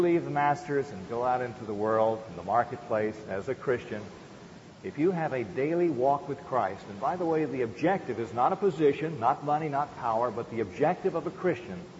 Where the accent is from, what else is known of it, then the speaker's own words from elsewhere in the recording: Arrett, Virginia, United States; I was born in Arrett, Virginia, on a little tobacco farm, in a little farmhouse there